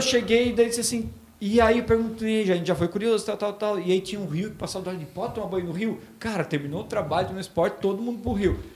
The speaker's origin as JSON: {"language": "Portuguese", "town": "Botuverá", "region": "Santa Catarina", "country": "Brazil", "tie": "born or raised there", "said": "eu sou natural de Botuverá, hoje uma cidade praticamente de 5 mil habitantes mas que eu amo de paixão"}